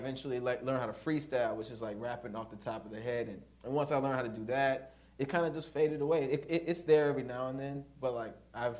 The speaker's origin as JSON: {"language": "English", "region": "the South", "country": "United States", "said": "Yeah, but, like, we're from the South, and we spent a lot of time in the South."}